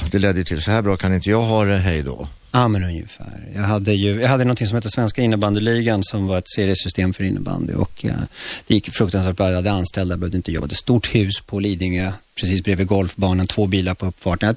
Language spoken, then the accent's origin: Swedish; Chile; now in Sweden; Ja, jag kom från Chile, snyft snyft liksom.